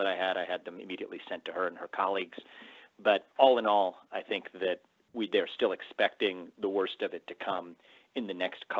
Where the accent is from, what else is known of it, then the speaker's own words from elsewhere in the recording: Cincinnati, Ohio, United States; moved away as an adult; also born or lived in New York City; I'm now in Ohio, where I have the support of my parents. It's where I grew up.